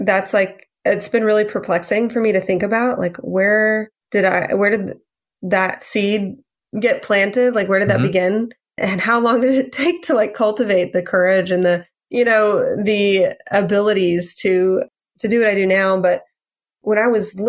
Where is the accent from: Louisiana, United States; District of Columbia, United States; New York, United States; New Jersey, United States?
Louisiana, United States; I grew up in Louisiana with, like, a really big food culture